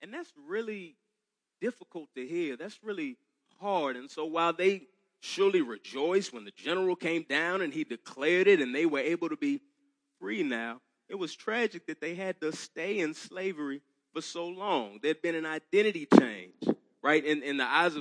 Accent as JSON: {"language": "English", "town": "Dallas", "region": "Texas", "country": "United States", "tie": "born or raised there", "said": "I'm from Texas, I grew up in Dallas."}